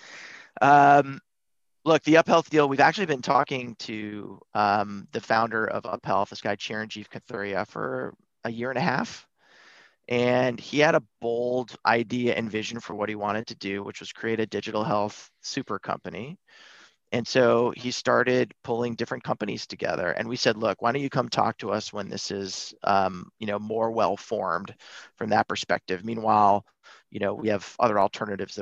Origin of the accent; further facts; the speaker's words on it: Buffalo, New York, United States; I grew up in Buffalo, New York